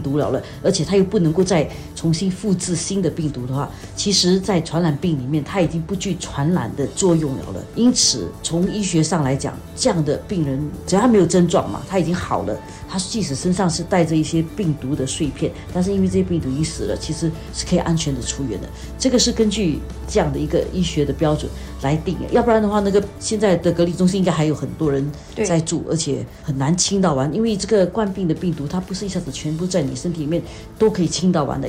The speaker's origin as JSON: {"language": "Chinese", "country": "Singapore", "said": "作为新加坡人，我们了解的一些情况"}